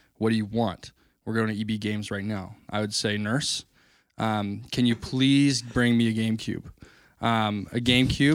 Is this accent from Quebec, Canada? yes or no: no; Chemainus, British Columbia, Canada; there's a brewery right by um, my hometown, uh, in Shemanis